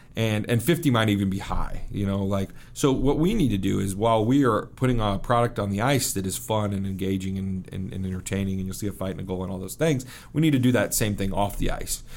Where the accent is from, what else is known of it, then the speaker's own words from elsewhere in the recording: Kansas City, Missouri, United States; moved away as an adult; also born or lived in Wheatland, Wyoming / Vernal, Utah / Minneapolis / New York; now in Rapid City, United States; I grew up in Kansas City, um, but I, I spent some time in Wheatland, Wyoming, and Vernal, Utah, and then in Minneapolis, uh, for about two-year stretches until I got to about seven years old, and then I was in Kansas City, um, until I went to college